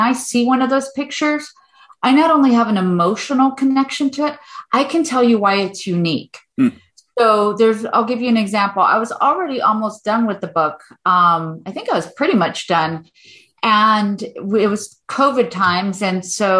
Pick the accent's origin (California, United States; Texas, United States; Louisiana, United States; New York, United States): California, United States; Los Angeles; I grew up in Echo Park, this multi-ethnic, multiracial neighborhood